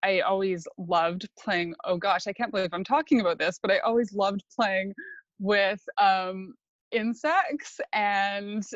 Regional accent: Sunshine Coast, British Columbia, Canada; I grew up in a farmhouse on the Sunshine Coast

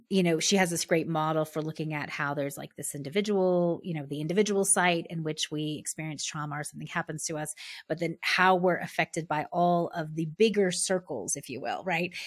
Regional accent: United States; being a white woman, being middle class, being American

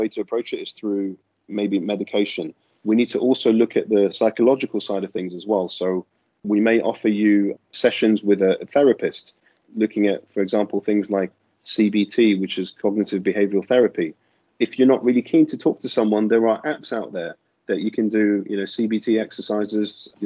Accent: London, United Kingdom; moved away as an adult; I'm a GP from London, and that's where I'm from originally

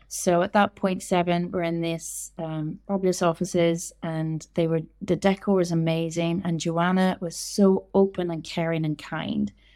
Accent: Northern Ireland, United Kingdom; moved away as an adult; also born or lived in London / Portugal; I was born in Northern Ireland, grew up in Northern Ireland, and then I left when I was around twenty-two, and I moved to London

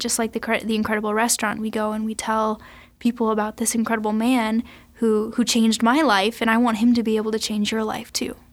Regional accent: Sioux Falls, South Dakota, United States; also born or lived in Saint Paul; I grew up here in Sioux Falls, uh, went to school in Saint Paul, and recently just moved back

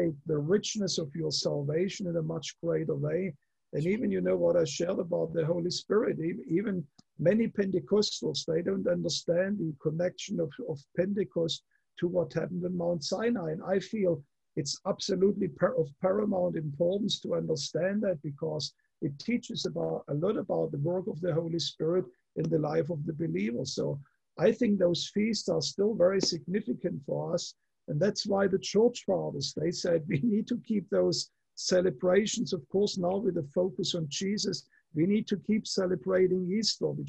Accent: Germany; moved away; I come from Germany

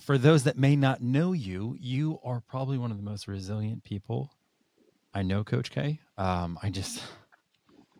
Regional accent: New Hampshire, United States; Growing up in New Hampshire, I started skiing when I was 4 years old

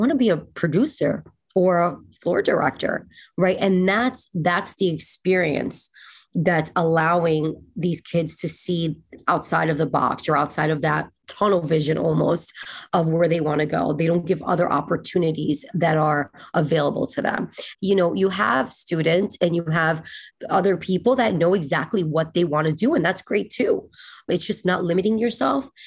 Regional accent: West New York, New Jersey, United States; It was me, my mother, my grandmother, my aunt and my uncle. We shared an apartment in West New York, New Jersey.

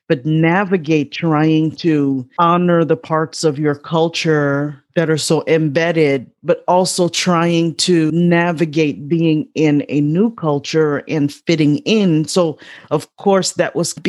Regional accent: Chicago, Illinois, United States; I grew up on the south side of Chicago

